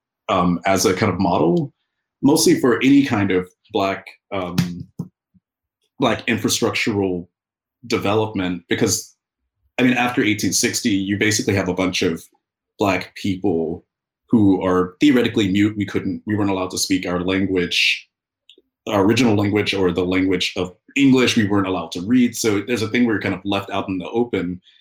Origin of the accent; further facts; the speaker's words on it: Alabama, United States; I'm from Alabama, which is a few states down, and we're within a region called the Black Belt